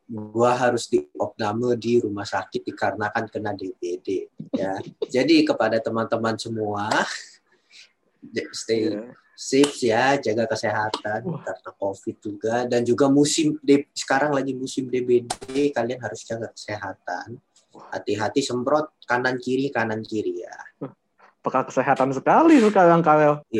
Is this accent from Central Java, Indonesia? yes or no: no; Depok, West Java, Indonesia; Sebagai orang Depok, apa apa itu positif dari kota Depok itu?